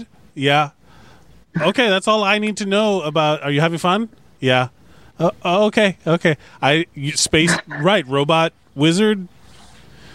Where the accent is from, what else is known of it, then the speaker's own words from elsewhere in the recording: Miami, Florida, United States; I'm born and raised in Miami